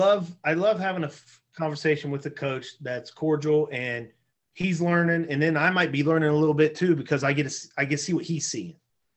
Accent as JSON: {"language": "English", "region": "West Virginia", "country": "United States", "tie": "born or raised there", "moved": "yes", "lives_now": "Tiffin, United States", "said": "I grew up in West Virginia and that was what we did."}